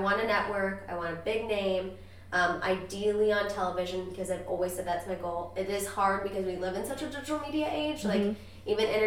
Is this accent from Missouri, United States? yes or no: yes; Missouri, United States; We're both from Missouri